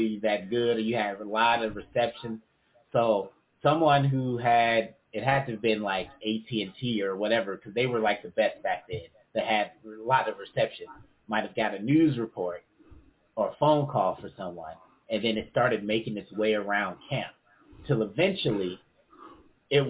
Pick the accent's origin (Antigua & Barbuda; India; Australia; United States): United States; Gary, Indiana; Growing up in Gary